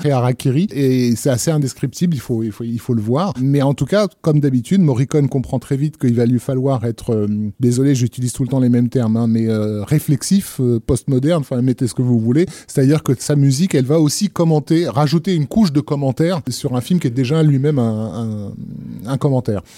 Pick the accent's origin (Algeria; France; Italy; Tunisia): Algeria; Algiers, Algiers Province; moved away; je suis né à, à Alger